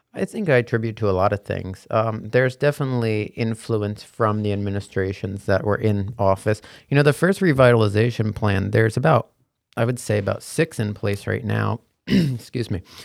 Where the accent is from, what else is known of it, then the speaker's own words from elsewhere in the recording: West Long Branch, New Jersey, United States; also born or lived in Hoboken, New Jersey; I grew up in West Long Branch, so very nearby. So, I'm a Jersey boy through and through. Born and bred